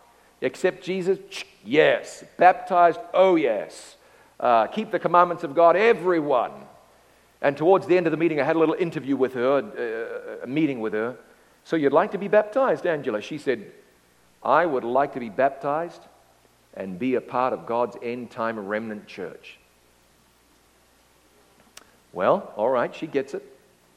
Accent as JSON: {"language": "English", "town": "Ngaruawahia", "region": "Waikato", "country": "New Zealand", "tie": "born or raised there", "said": "I'm calling from my hometown. It's called Ngarawawahia. I'm calling from Ngarawawahia."}